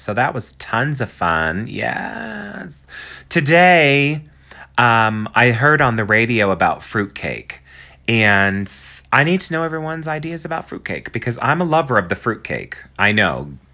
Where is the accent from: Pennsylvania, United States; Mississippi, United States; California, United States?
Pennsylvania, United States; growing up in Pennsylvania